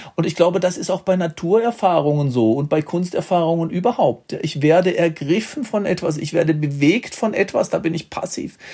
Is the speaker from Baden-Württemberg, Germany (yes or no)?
yes; Baden-Württemberg, Germany; in Baden-Württemberg, wo ich herkomme